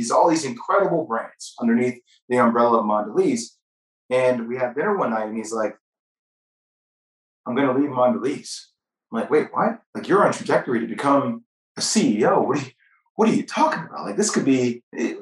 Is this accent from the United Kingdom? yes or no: no; New Jersey, United States; I'm from New Jersey